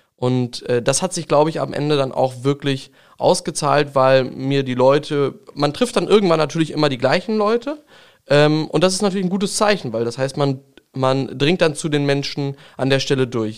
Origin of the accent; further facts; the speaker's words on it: Langenhagen, Lower Saxony, Germany; Ich komme ja aus Gotshorn, dem kleinen Gotshorn. Es ist ein schöner Stadtteil von Langenhagen.